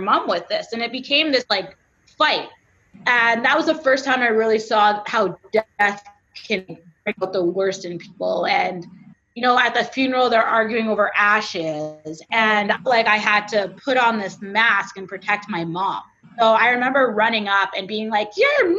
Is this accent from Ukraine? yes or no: no; Canada; I'm Canadian